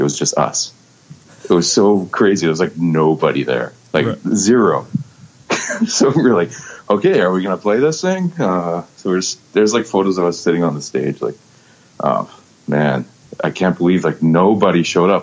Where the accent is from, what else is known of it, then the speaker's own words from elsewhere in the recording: Vancouver, British Columbia, Canada; I was born and raised in Vancouver